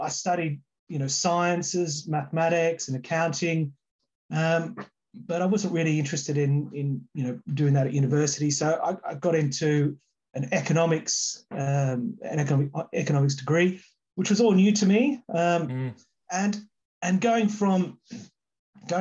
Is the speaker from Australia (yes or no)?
yes; Melbourne, Victoria, Australia; moved away; I grew up in Melbourne, just outside of Melbourne.